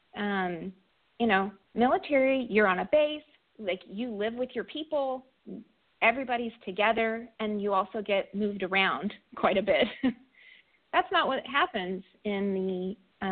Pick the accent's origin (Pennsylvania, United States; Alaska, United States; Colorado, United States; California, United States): California, United States; moved away; I'm from California, and most of my friends from back home are in fire service.